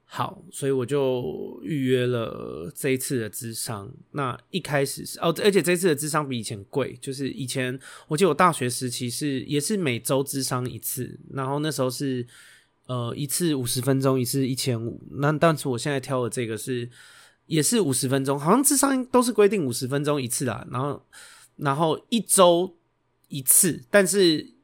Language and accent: Chinese; Xindian, New Taipei, Taiwan; 我是在新店长大的台北人